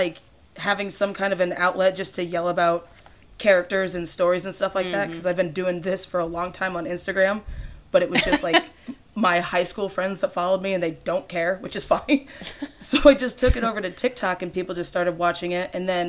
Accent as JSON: {"language": "English", "town": "Fort Wayne", "region": "Indiana", "country": "United States", "also_born_or_lived": "Florida", "moved": "yes", "lives_now": "Michigan, United States", "said": "I'm in Michigan now. I'm from Indiana, and then did a stint in Florida."}